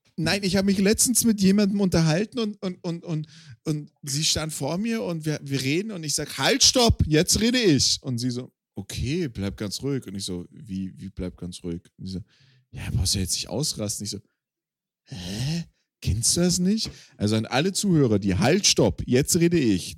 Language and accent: German; Swabian and Baden, Baden-Württemberg, Germany; accent: mix of Swabian and Baden dialect; in meinem Dialekt, also so eine Mischung aus Schwäbisch und Badisch